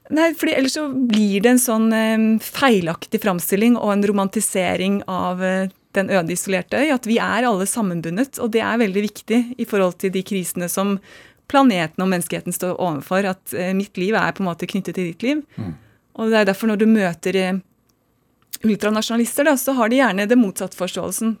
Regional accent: Oslo, Norway; also born or lived in United States; Jeg vokste opp på Smestad i Oslo

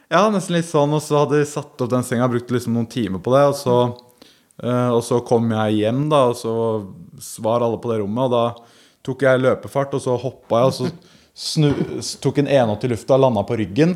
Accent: Porsgrunn, Telemark, Norway; moved away; vi er jo fra Porsgrunn

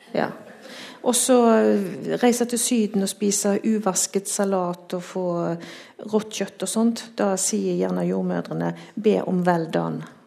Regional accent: Haugesund, Rogaland, Norway; jeg er jo fra Haugesund.

